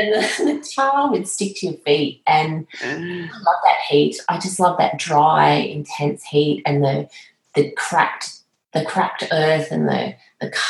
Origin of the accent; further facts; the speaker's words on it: Moree, New South Wales, Australia; also born or lived in Tamworth / Armidale; growing up in Moree, Tamworth, Armidale, where as a child you're in the landscape constantly